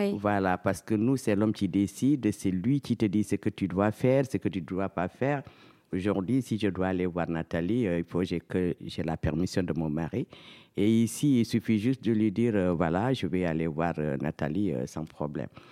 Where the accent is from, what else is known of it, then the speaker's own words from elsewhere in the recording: Casamance, Senegal; moved away as an adult; now in Montfermeil, France; je suis sénégalaise. Voilà, je suis euh, de Casamas, de la Casamas.